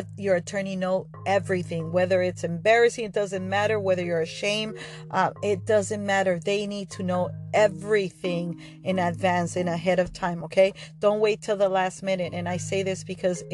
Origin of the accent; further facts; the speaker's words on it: Argentina; now in United States; I'm from Argentina